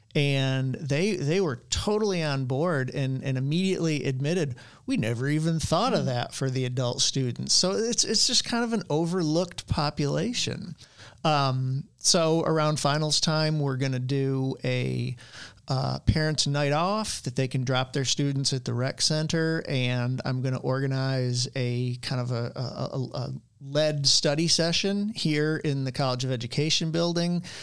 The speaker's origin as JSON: {"language": "English", "area": "near Saratoga Springs", "region": "New York", "country": "United States", "tie": "born or raised there", "also_born_or_lived": "Fredonia, New York", "moved": "as an adult", "lives_now": "Mobile, United States", "said": "I moved back near my hometown. Um, I was in Saratoga Springs, New York"}